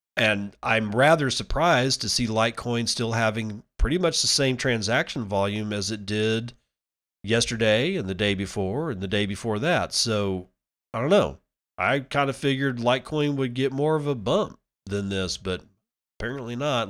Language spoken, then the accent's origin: English; United States